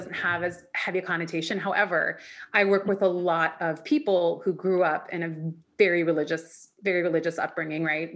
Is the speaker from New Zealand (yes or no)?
no; Vancouver, British Columbia, Canada; born or raised there; also born or lived in Iran